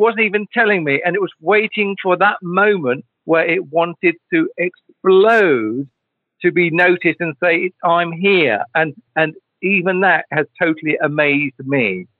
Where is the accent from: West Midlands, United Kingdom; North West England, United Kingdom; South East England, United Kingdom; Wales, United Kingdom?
South East England, United Kingdom; accent: Kent; my mother didn't want me to be speaking like the local Kent accent. So he talking like I came from London and talking like that.